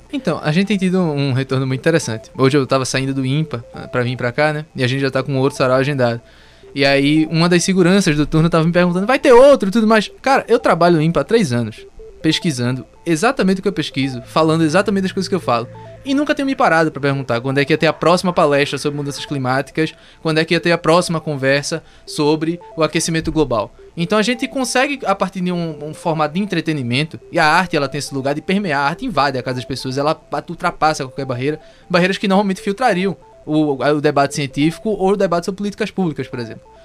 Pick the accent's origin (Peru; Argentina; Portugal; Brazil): Brazil; Pernambuco; moved away; sou pernambucano, da terra …